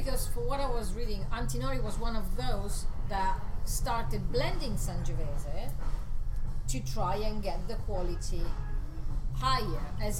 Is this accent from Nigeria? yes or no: no; Perugia, Umbria, Italy; English is a second language; now in London, United Kingdom; Well, I'm from Perugia, in Umbria, so exactly in the middle of the boot.